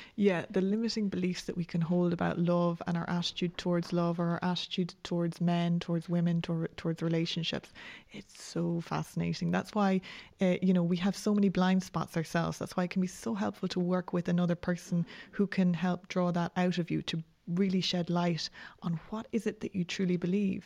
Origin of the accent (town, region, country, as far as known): Ireland